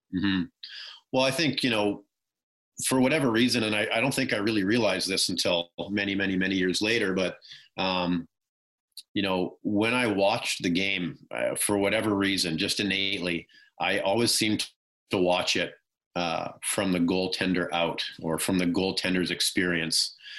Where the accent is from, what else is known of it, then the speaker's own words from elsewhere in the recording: about 30 minutes outside of Vancouver, British Columbia, Canada; growing up, you know, not too far from Vancouver, I probably grew up uh, about 30 minutes at that point outside of Vancouver.